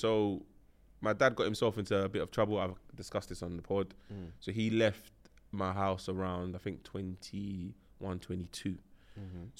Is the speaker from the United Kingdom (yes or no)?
yes; London, United Kingdom; Yeah, Northwest London.